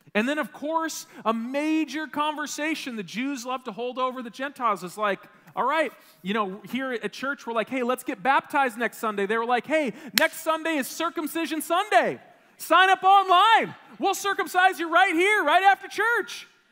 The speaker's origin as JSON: {"language": "English", "region": "Wisconsin", "country": "United States", "tie": "born or raised there", "said": "I grew up in Wisconsin"}